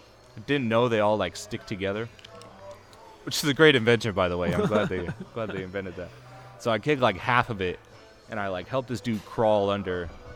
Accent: Indio, California, United States; But yeah, I'm from Indio.

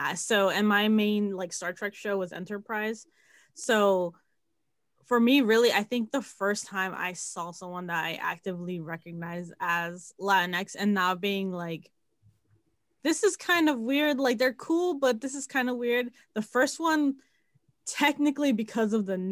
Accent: the DMV, Washington metropolitan area, United States; the DMV, it has a very, very heavy Bolivian and Salvadoran population, so it's been a good mix of that culture growing up

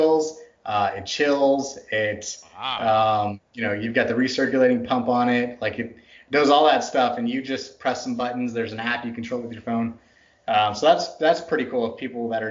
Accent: Texas, United States; also born or lived in Northern United States; now in Pacific Northwest, United States; It's the Texas in me. It's butchered my accent so much. I'm a Yankee by birth. I grew up in Texas.

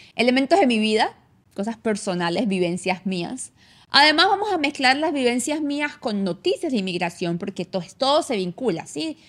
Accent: San Cristóbal, Táchira, Venezuela; accent: gocha; moved away as an adult; now in Canada; Yo nací en Venezuela, vi toda mi vida en Venezuela hasta hace 10 años que me vine a Canadá. Eh, yo nací en San Cristóbal, yo soy gocha

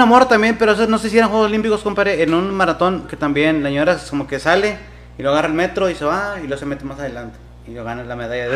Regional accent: Mexico; somos los mexicanos

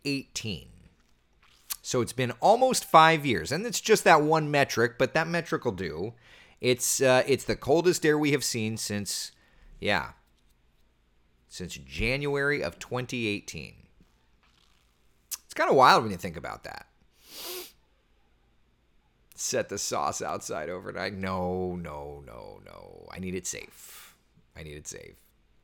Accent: Florida, United States; Jason, I was born and raised in Florida, and I don't even wear a jacket until it's 25 degrees or colder but I'll dress the kids warm.

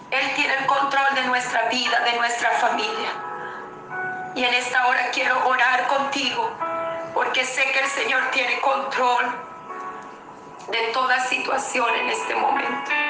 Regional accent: Venezuela; moved away as an adult; prácticamente que no regreso a mi país, Venezuela. Yo soy nacida en Venezuela. Estuve fuera del país durante todo este tiempo.

